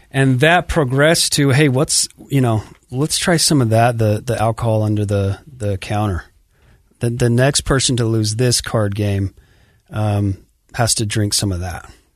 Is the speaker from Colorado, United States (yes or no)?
no; Sandy, Utah, United States; born or raised there; also born or lived in Farmington, Utah